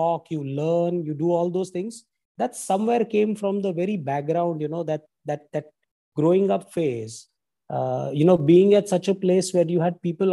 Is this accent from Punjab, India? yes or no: no; Mumbai, Maharashtra, India; I've actually been born and brought up in Mumbai